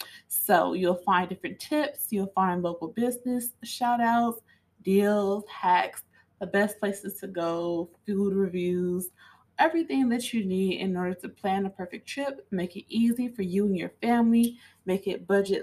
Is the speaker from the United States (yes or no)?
yes; East St. Louis, Illinois, United States; moved away; also born or lived in Chickalah, Mississippi (family roots); Metro St. Louis is where I'm from. Specifically, I am from East St. Louis, okay? East St. Louis is not a part of Missouri like St. Louis is. Now, East St. Louis is on the other side of the Mississippi River, still in Illinois